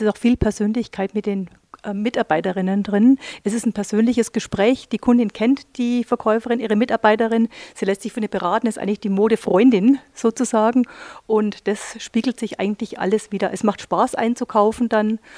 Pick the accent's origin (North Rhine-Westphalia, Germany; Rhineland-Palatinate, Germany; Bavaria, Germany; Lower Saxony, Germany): Bavaria, Germany; Neuburg an der Donau; ich komme selber aus dem Unternehmen heraus, aus dem Textil, großen ha äh, Textilhaus heraus, aus Neuburg an der Donau, wo meine Eltern das Geschäft betreiben